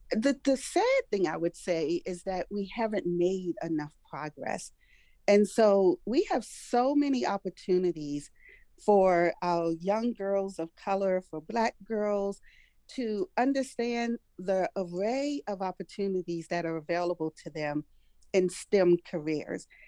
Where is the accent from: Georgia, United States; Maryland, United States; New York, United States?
Maryland, United States; Prince George's County; also born or lived in Washington, D.C.; I was born in Washington, D.C., I've pretty much lived almost my entire life and where I continue to live here in Prince George's County.